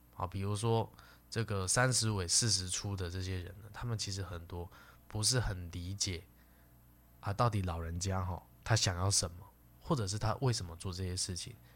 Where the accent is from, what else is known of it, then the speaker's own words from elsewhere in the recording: Taiwan; 那以我们这个台湾的老年人呢，会有很多哈